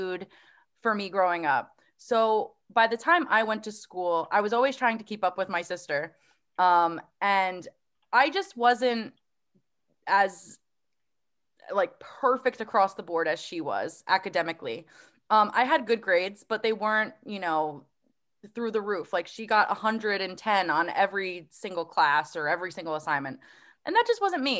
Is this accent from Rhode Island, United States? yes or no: no; Woodbridge, New Jersey, United States; I grew up in Woodbridge.